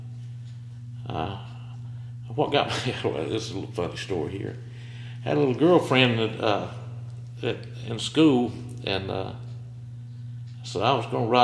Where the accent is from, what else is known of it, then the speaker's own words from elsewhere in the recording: Shelby, North Carolina, United States; I grew up on North Washington Street over there in Shelby.